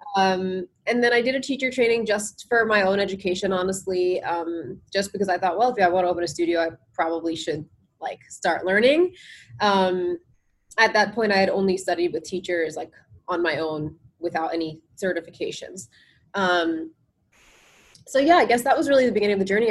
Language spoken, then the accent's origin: English; New Jersey, United States; also born or lived in India; I grew up in New Jersey, um, and my parents moved here from India